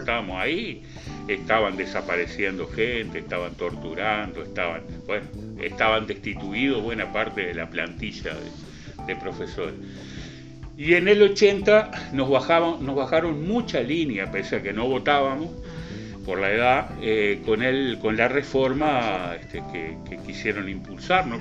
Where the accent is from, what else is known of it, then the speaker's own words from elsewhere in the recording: Uruguay; yo nací ahí, en la calle Rivera, nací en el hospital, pero viví hasta los nueve años eh, ahí, en la calle Rivera entre Manuel Freire y La Valleja. Y antes de cumplir nueve años nos mudamos para las viviendas de INBE del barrio Cerval